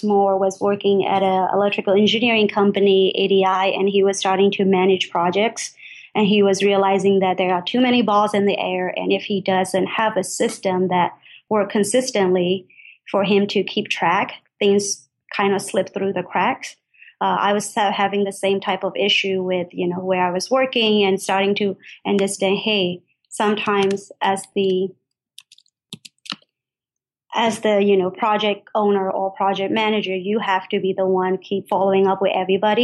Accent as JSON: {"language": "English", "country": "Myanmar", "tie": "born or raised there", "moved": "as an adult", "lives_now": "United States", "said": "I grew up in Burma, and then I came to the United States for college."}